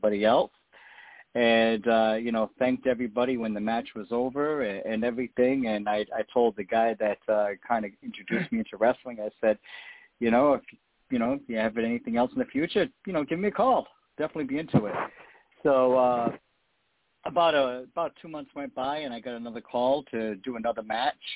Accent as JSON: {"language": "English", "region": "Rhode Island", "country": "United States", "tie": "born or raised there", "said": "my home state of Rhode Island, where I grew up"}